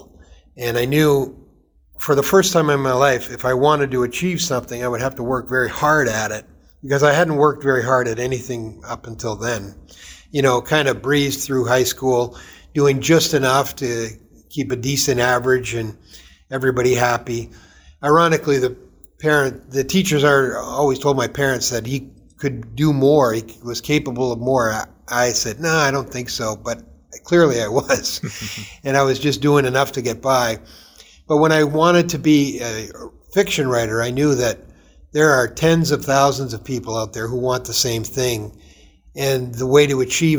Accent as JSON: {"language": "English", "town": "Toronto", "region": "Ontario", "country": "Canada", "tie": "born or raised there", "said": "I grew up in Toronto. Now, not downtown Toronto proper, but in an area called Downsview"}